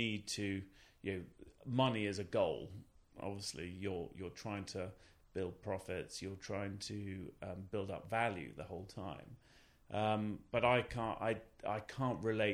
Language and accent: English; Cambridge, East of England, United Kingdom; also born or lived in Norfolk / Southampton; I grew up in Cambridge and then moved to Norfolk.